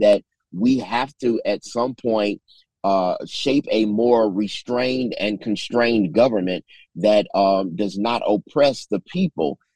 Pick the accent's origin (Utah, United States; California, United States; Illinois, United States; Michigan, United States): Illinois, United States; Chicago; moved away as an adult; now in Memphis, United States; I was born in Memphis, but lived in Chicago all of my life, returned to Memphis in 2015.